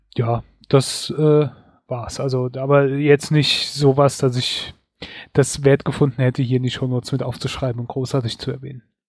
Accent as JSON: {"language": "German", "country": "Germany", "said": "bei uns in Deutschland"}